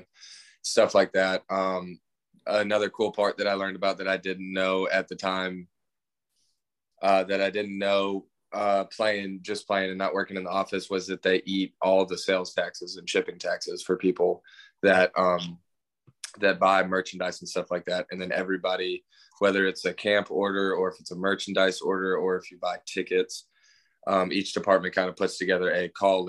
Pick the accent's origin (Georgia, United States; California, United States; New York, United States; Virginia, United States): Georgia, United States; Richmond Hill; also born or lived in Texas; I'm from a small town called Richmond Hill, which is about 30, 45 minutes south of Savannah